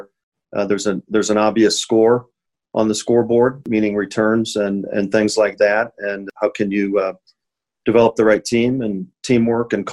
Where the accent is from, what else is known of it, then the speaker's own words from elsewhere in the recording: Findlay, Ohio, United States; moved away as an adult; also born or lived in Ann Arbor, Michigan / Phoenix, Arizona; I originally from Findlay, Ohio, a small town in Northwest Ohio. Started to play hockey when I was four